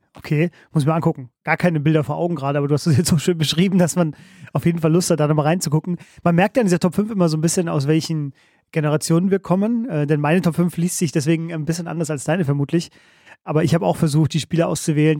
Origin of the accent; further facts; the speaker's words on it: Coburg, Bavaria, Germany; von meinem Heimatort Coburg